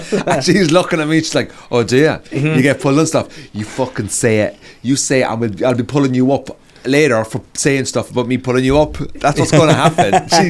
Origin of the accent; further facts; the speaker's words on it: Cork, Munster, Ireland; And I'm from Cork.